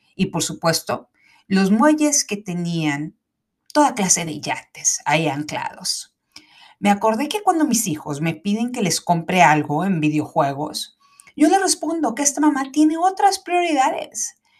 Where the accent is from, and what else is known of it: Mexico